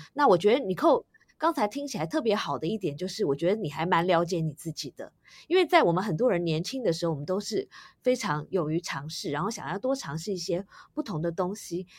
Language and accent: Chinese; Taiwan; 我自己也是在台湾土生土长的